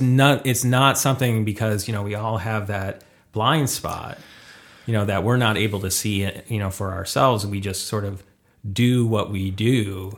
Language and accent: English; Detroit, Michigan, United States; moved away as an adult; now in Los Angeles, United States; originally from Michigan